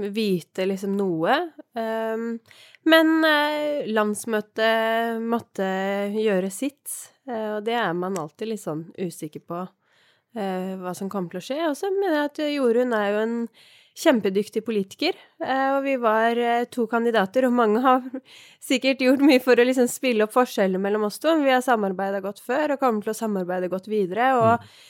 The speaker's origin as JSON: {"language": "Norwegian", "town": "Oppegård", "region": "Viken", "country": "Norway", "tie": "born or raised there", "said": "jeg har vokst opp på Tårnåsen i Oppegård, eller Nordre Follo som det nå heter"}